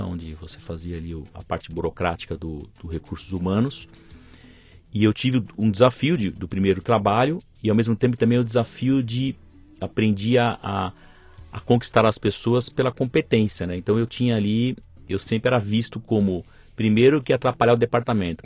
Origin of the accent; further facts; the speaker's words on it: São Paulo, Brazil; Nasci em São Paulo e aqui vivo até hoje